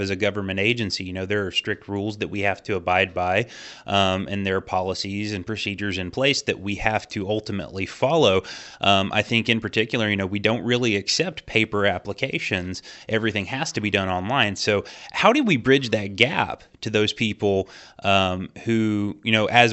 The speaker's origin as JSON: {"language": "English", "region": "Southern Indiana", "country": "United States", "said": "I am from a rural community. I'm from Southern Indiana, and, you know, people down here"}